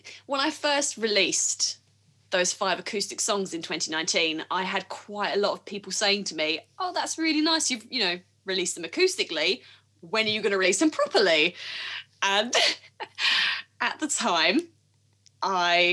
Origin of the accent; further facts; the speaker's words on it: United Kingdom; I'm terribly British and awkward